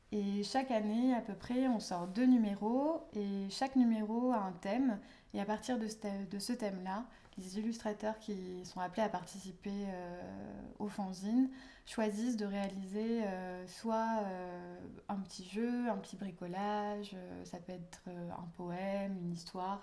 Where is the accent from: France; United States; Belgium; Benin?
France; south of France; moved away; dans le sud de la France, donc euh, là où j'ai grandi et d'où je suis originaire